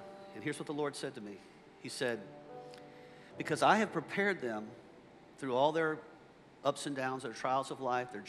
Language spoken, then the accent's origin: English; McDonough, Georgia, United States; I grew up here in the South. I grew up in a little town called McDonough, Georgia. I grew up on a dirt road.